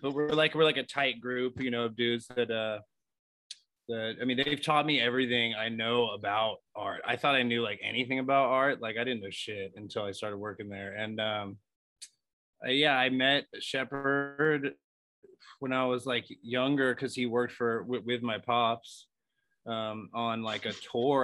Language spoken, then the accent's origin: English; Los Angeles, California, United States; born and raised in Los Angeles.